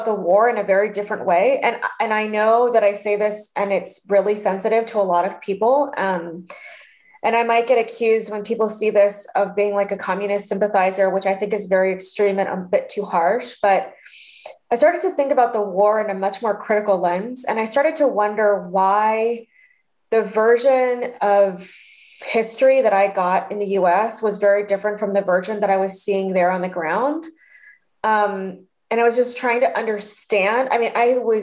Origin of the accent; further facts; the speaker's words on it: Orange County, California, United States; also born or lived in Denver, Colorado; the Vietnamese community I grew up in Orange County